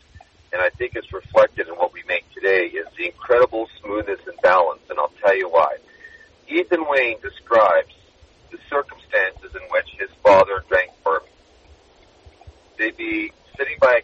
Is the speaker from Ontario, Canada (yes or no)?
yes; Toronto, Ontario, Canada; moved away as an adult; now in South Florida, United States; I'm born and raised in Toronto, played hockey my whole life. I left Canada a long time ago